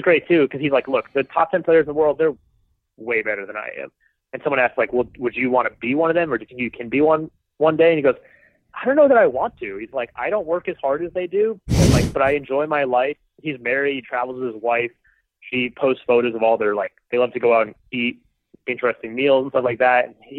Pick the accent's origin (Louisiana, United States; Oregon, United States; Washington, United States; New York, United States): Washington, United States; Clarkston; this just doesn't happen for guys from where I'm from Clarkson, Washington.